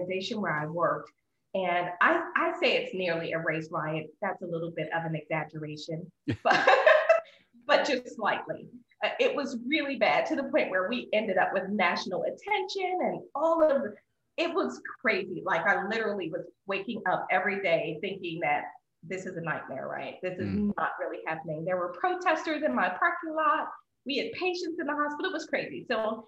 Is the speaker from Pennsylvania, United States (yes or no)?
yes; Philadelphia, Pennsylvania, United States; also born or lived in San Antonio, Texas / Louisville, Kentucky; now in Texas, United States; I'm originally from Philadelphia